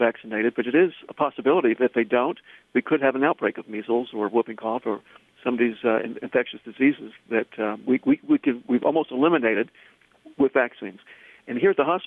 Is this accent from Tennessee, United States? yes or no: yes; Tennessee, United States; accent: Southern; now in Boston, United States; you may be able to tell from my voice that I'm from the South. I'm from Tennessee